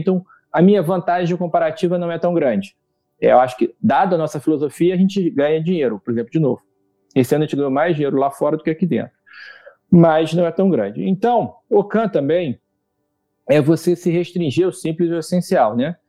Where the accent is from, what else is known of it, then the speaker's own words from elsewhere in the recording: Brazil; como brasileiro, como cidadão